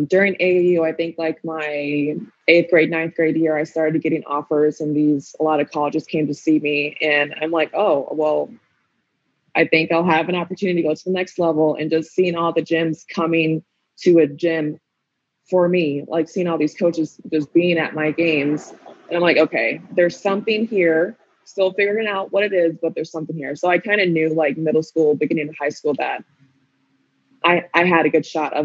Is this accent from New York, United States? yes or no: no; Minneapolis, Minnesota, United States; I'm from Minneapolis, Minnesota. I was in the Hopkins district, so I ended up going to Hopkins for high school.